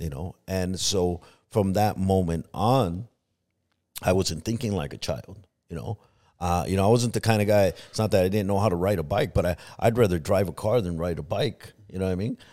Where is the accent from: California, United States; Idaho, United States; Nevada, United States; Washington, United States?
California, United States; Los Angeles; moved away as an adult; also born or lived in Compton / Long Beach / Tucson; now in Arizona, United States; I grew up in Harbor City, which is by, uh, Long Beach and San Pedro area